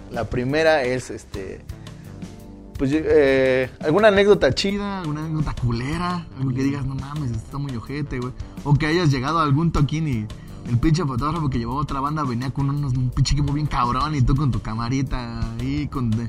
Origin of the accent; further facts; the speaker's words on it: Oaxaca, Mexico; lo tenemos como oaxaqueños, tenemos cosas rescatables